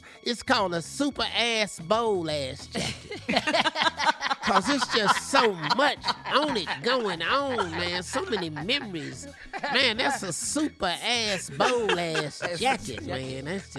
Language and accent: English; Cleveland, Ohio, United States; Now, I'm going to tell you what's happening, because I'm from Cleveland.